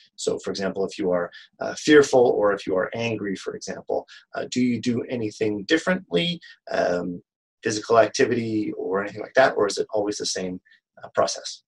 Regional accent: Canada; I'm from Canada, and I am an author

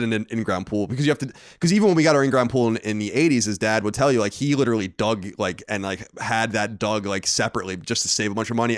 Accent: Long Island, New York, United States; we grew up on Long Island.

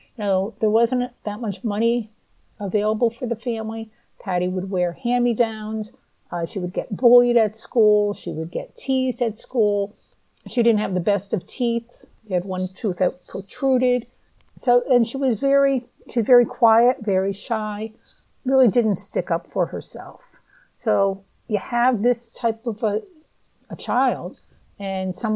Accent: New England, United States; I'm from the Northeast. I've always lived in New England

